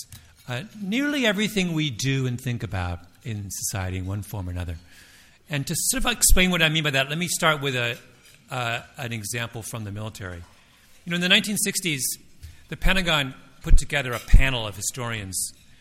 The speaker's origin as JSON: {"language": "English", "town": "Toronto", "region": "Ontario", "country": "Canada", "said": "I'm from Toronto"}